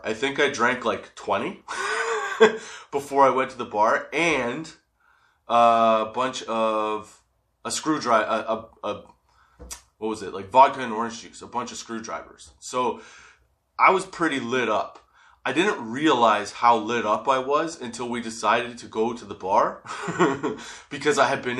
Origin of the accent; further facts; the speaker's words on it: Canada; I'm in Canada, obviously